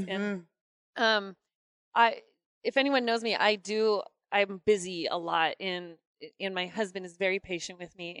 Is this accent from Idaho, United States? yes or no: yes; North Idaho, United States; I am from Idaho, but just the tip. So way just up the in tip. The north